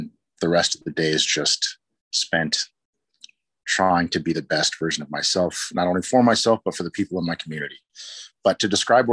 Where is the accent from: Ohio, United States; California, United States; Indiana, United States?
California, United States; San Jose; now in Portland, United States; I grew up in San Jose